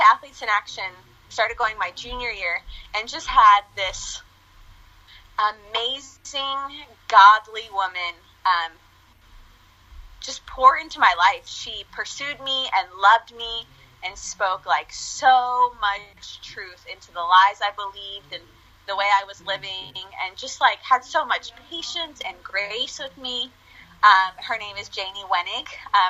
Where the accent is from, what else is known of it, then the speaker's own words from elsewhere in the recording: United States; because growing up in the States, like I don't have any family here. Mm-hmm. And then we would go back to Argentina